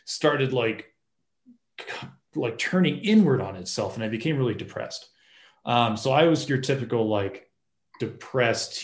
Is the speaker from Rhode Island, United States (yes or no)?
no; Massachusetts, United States; I grew up in Massachusetts